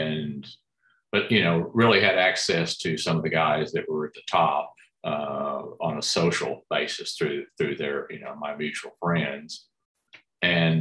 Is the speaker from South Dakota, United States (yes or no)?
no; Dallas, Texas, United States; grew up in Dallas